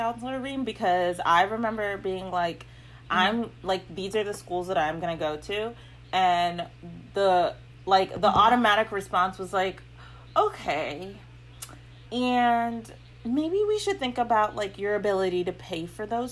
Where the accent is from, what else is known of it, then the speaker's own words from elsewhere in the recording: Virginia, United States; we're from Virginia